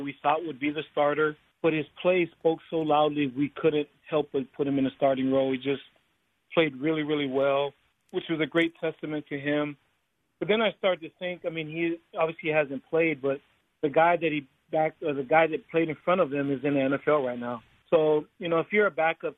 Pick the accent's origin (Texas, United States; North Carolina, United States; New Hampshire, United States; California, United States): California, United States; La Jolla; I grew up in La Jolla, which is predominantly, you know, LDS